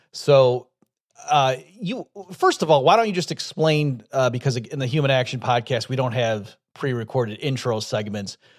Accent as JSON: {"language": "English", "region": "upstate New York", "country": "United States", "tie": "born or raised there", "said": "I grew up in upstate New York"}